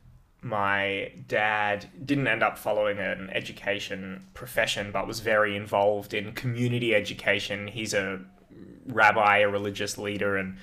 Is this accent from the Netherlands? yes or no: no; Perth, Western Australia, Australia; I'm from Perth and I stayed teaching in Metro Perth